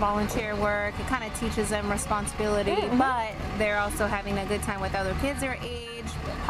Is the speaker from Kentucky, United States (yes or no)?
no; Tempe, Arizona, United States; now in El Mirage, United States; where I'm from is I'm from Tempe